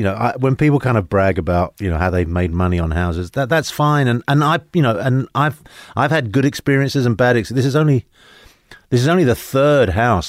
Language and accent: English; London, United Kingdom; moved away as an adult; now in United States; I grew up in London. My background is basically my father was Spanish, my mother was Italian.